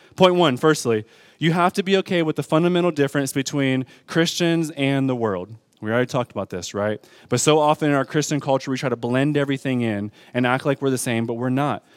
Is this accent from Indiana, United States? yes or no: no; Detroit, Michigan, United States; I'm from Detroit Public School Systems